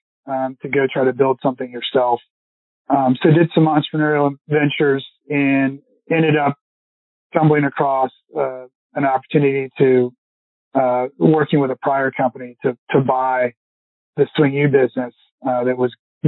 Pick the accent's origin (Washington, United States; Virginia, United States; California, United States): Virginia, United States; Richmond; growing up in Richmond